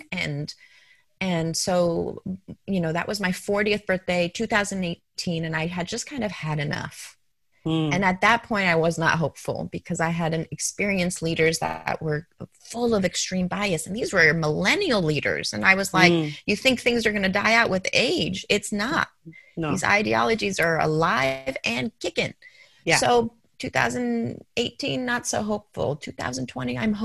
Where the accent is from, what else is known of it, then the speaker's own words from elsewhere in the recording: Denver, Colorado, United States; moved away as an adult; also born or lived in New York; I grew up in Denver, Colorado, went to George Washington High School